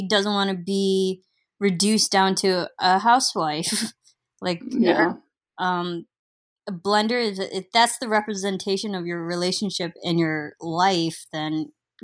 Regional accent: Midwest, United States; growing up in the Midwest, I've seen real snow

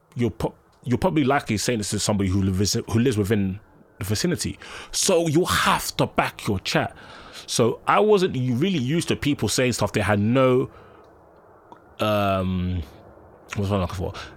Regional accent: London, United Kingdom; I grew up in Collindale, and in Broad Falls, Edgware

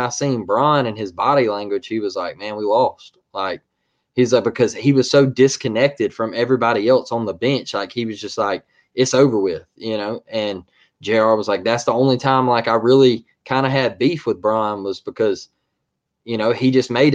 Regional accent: Mobile, Alabama, United States

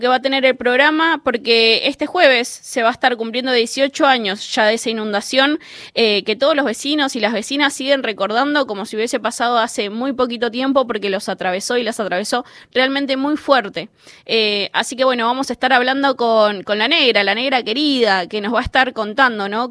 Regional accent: Buenos Aires, Argentina; soy vecina de la Villa 31

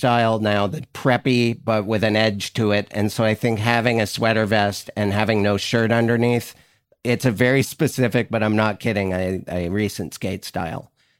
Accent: Montana, United States; moved away; I'm from Montana originally.

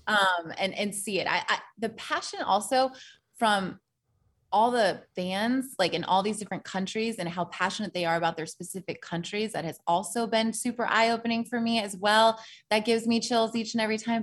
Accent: Portland, Oregon, United States; moved away as an adult; also born or lived in Tennessee; I came from Portland, Oregon.

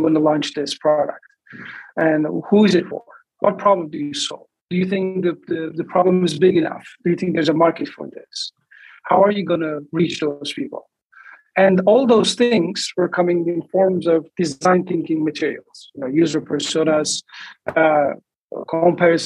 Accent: Istanbul, Turkey; moved away as an adult; now in Los Angeles, United States; I'm originally from Turkey, Istanbul, and I moved to LA in 2003

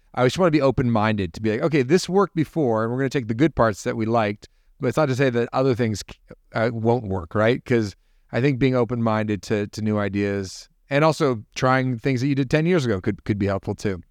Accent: Toronto, Ontario, Canada; also born or lived in Hamilton; growing up, I grew up in Toronto

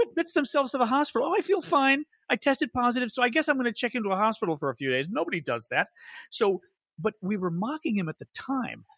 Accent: Chicago, Midwest, United States; as the Midwesterner

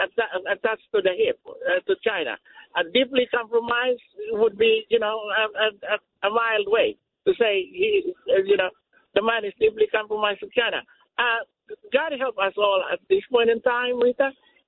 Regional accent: Philippines; I'm from the Philippines.

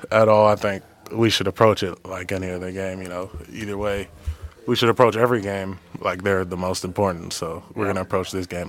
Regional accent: Texas, United States; moved away; I'm from Texas.

